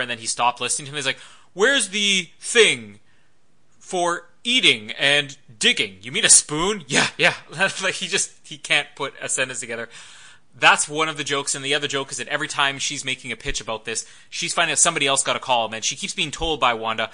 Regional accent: Canada; I'm Canadian

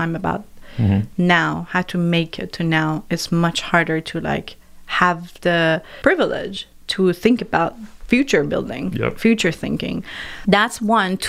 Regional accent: Iran; moved away; growing up in Iran, we had so many mythical stories and literature

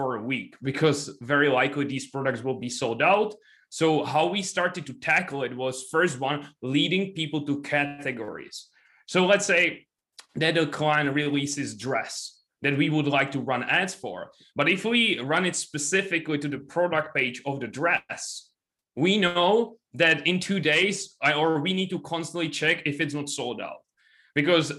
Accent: Czechia; I'm from Czech Republic

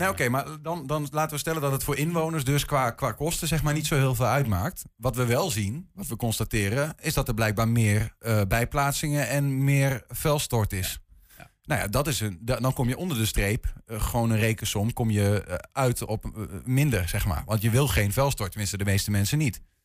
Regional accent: Enschede, Overijssel, Netherlands; ik kom uit Enschede, maar ik ken ook niet goed Twents

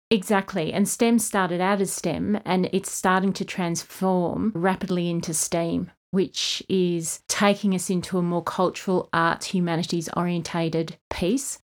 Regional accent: Kununurra, Western Australia, Australia; also born or lived in Asia; now in Armidale, Australia; I was born in the East Kimberley, Kununurra, and then went to boarding school

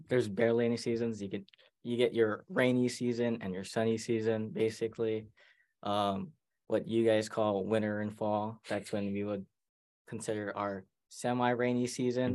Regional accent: Maui, Hawaii, United States; moved away as an adult; now in Oregon, United States; I'm from Hawaii, which is quite far away from here.

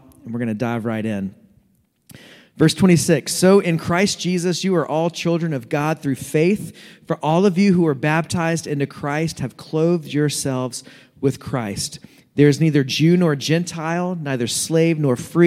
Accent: North Carolina, United States; I'm going to say y'all a lot because I'm from North Carolina

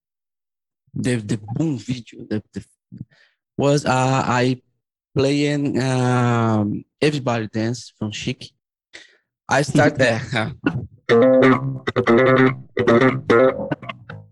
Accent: São Paulo, Brazil; I grew up in Brazil, suburban São Paulo, Brazil

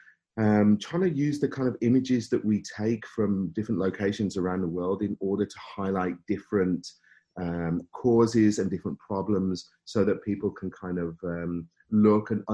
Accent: Birmingham, West Midlands, United Kingdom; accent: Brummie; moved away as an adult; now in Canada; You can probably hear a bit of Brummy in my accent maybe somewhere

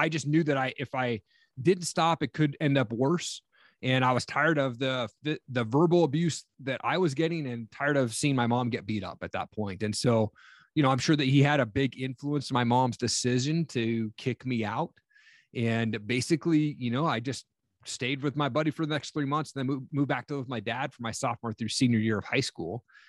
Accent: Tri-Cities, Washington, United States; also born or lived in Stevensville, Montana; And then they decided to move us from Washington State, where I grew up in Eastern Washington, a place called Tri-Cities out there. And they moved us to small town Montana, Stevensville, Montana, population 1,200 people.

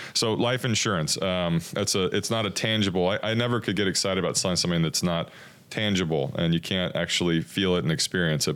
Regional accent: Corpus Christi, Texas, United States; I'm from Corpus as well

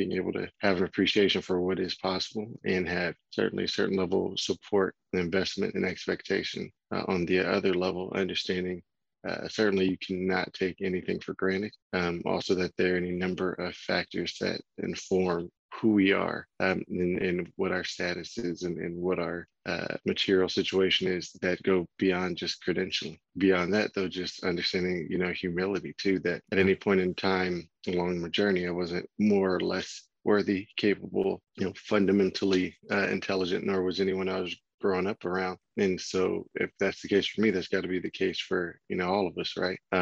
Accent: Oakland, California, United States; also born or lived in Marin County, California; I'm from Oakland, California, grew up in public schools in Oakland through middle school, and then attended a private high school in Marin County

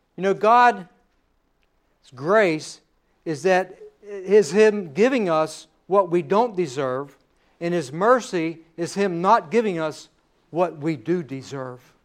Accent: United States; We are an American

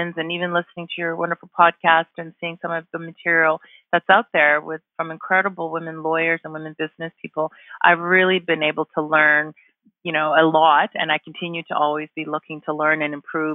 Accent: Vancouver, British Columbia, Canada; moved away as an adult; also born or lived in Toronto; now in Calgary, Canada; I'm originally from Vancouver

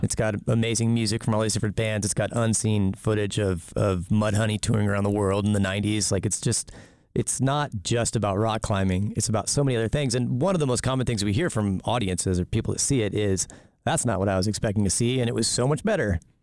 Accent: South Texas, United States; moved away as an adult; also born or lived in Amherst, Massachusetts; now in Boise, United States; I grew up in South Texas

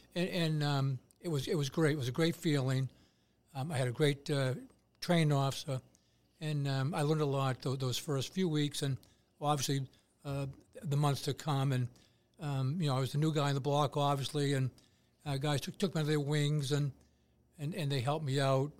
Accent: Braintree, Massachusetts, United States; my hometown

